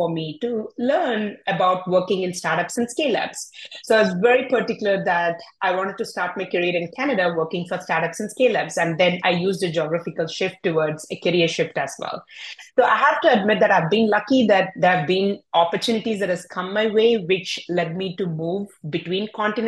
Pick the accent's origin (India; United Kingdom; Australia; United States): India; English is a second language; moved away as an adult; also born or lived in Europe / North America; I was born and brought up in India.